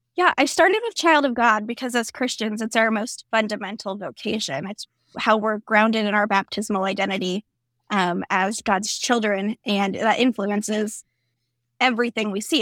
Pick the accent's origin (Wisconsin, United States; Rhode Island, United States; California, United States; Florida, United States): Florida, United States; I grew up in Florida